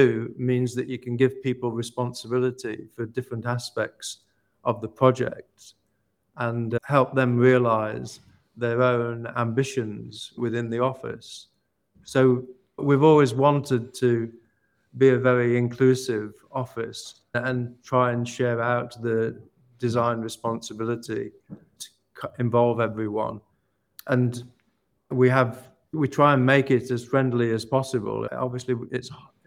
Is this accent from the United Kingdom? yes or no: yes; Ilkeston, East Midlands, United Kingdom; I've just bought an old church in my hometown of Ilkeston in Derbyshire